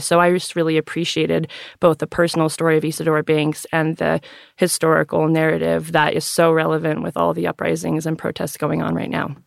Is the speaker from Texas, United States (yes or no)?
no; Salt Lake City, Utah, United States; I am from Salt Lake City, so anytime I tell somebody that, their next question is, "Did you grow up Mormon?" and the answer is yes